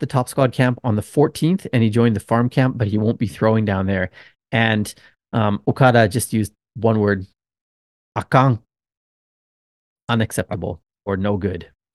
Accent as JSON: {"language": "English", "country": "Canada", "also_born_or_lived": "Okinawa, Japan", "moved": "yes", "lives_now": "Japan", "said": "I'm a Canadian"}